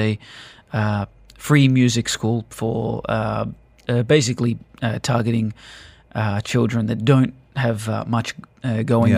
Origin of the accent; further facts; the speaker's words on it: Sydney, New South Wales, Australia; moved away as an adult; also born or lived in UAE; now in United Arab Emirates; Originally from Sydney, Australia